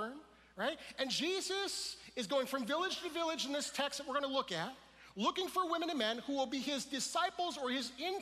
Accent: Detroit, Michigan, United States; We're from the Detroit area

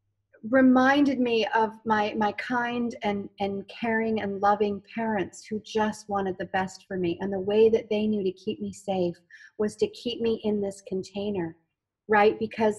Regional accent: Canada; growing up in Canada

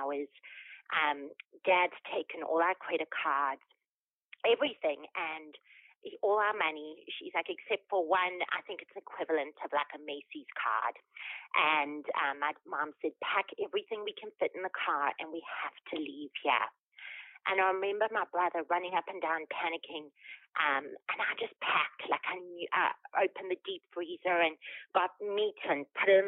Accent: Durban, KwaZulu-Natal, South Africa; moved away; you hear the funny accent. I was born in Durban, South Africa. I had a great family, neighborhood, and school

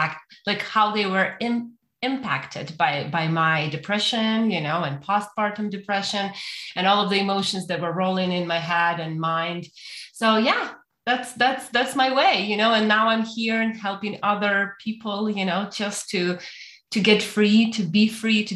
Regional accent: Ukraine; moved away as an adult; now in Canada; I born and raised in Ukraine, but I came to Canada about 6 years ago

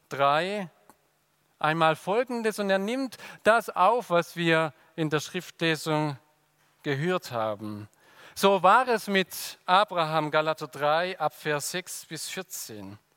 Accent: Swabia, Germany; Und dann sagen wir Schwaben, Grüß Gott. Und ihr habt gemerkt, als Schwabe muss ich nicht mal den Mund bewegen.

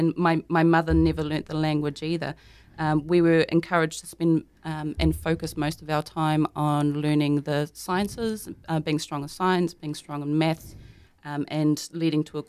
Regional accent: Kawerau, Bay of Plenty, New Zealand; growing up in Kawerau

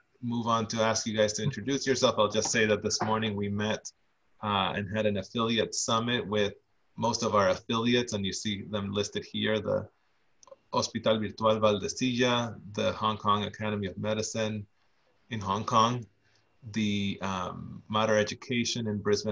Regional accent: Argentina; now in Boston, United States; I'm originally from Argentina.

